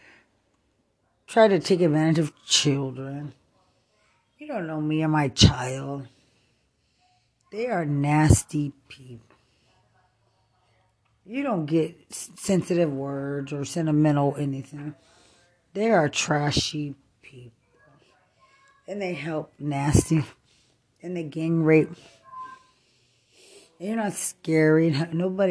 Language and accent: English; Lubbock, Texas, United States; I'm from Lubbock